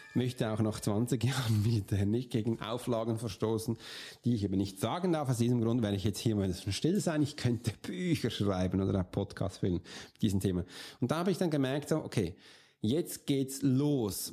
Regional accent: Switzerland; bei uns in der Schweiz

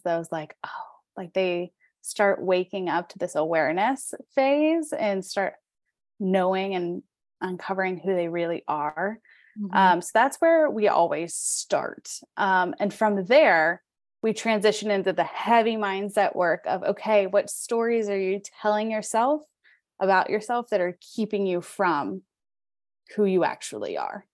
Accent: Pittsburgh, Pennsylvania, United States; I'm from Pittsburgh, so that's where I live

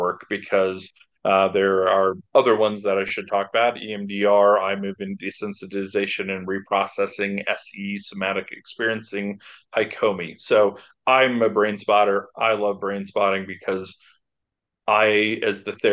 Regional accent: Boulder, Colorado, United States; I'm from Boulder, Colorado

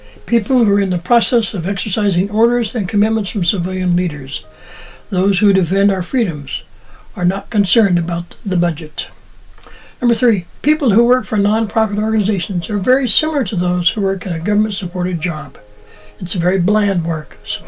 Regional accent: Montana, United States; In my youth, I worked for the Department of Agriculture in the U.S. Forest Service, fighting fires and planting trees in my home state of Montana

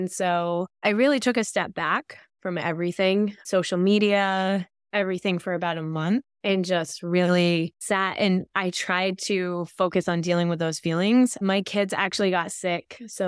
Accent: Vermont, United States; I'm from Northern Vermont, very rural area.

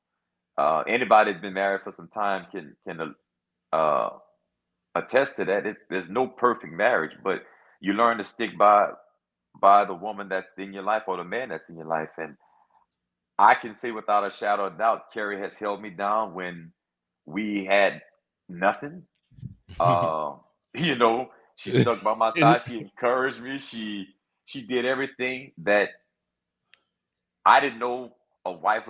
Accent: Louisiana, United States; born and raised in Louisiana. You know, love it. Proud to be from Louisiana

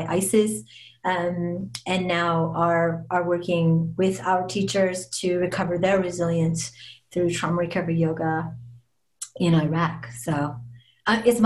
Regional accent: Las Vegas, Nevada, United States; I'm born and raised in Las Vegas

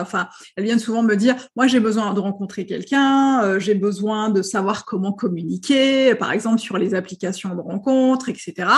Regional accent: Algeria; moved away as an adult; also born or lived in Paris; je suis née, j'ai vécu en Algérie pendant très longtemps. Et à 22 ans, euh, on m'a accepté euh, dans une école de traduction à Paris

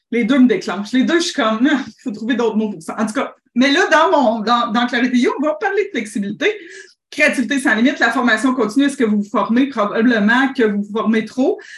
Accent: Thetford Mines, Quebec, Canada; Tetford Mines.

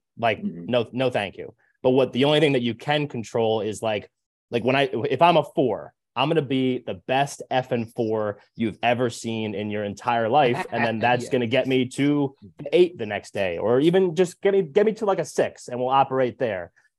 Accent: New Jersey, United States; I'm from Jersey. It's like how we talk. It's part of our language.

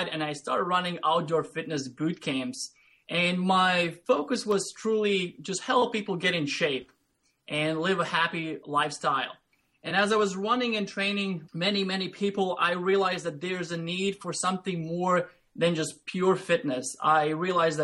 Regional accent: Latvia; English is a second language; moved away as an adult; now in United States; I grew up in Latvia, which is Eastern European country, small country, about 2 million people.

